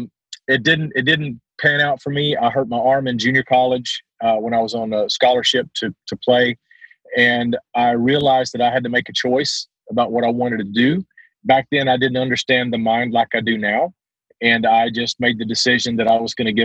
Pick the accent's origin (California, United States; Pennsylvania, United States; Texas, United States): Texas, United States; Southern; accent: Southern Texas; my Southern Texas accent